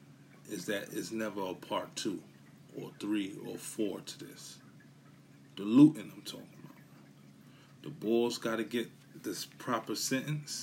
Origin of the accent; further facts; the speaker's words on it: New York City, New York, United States; I come from Brooklyn, Bushwick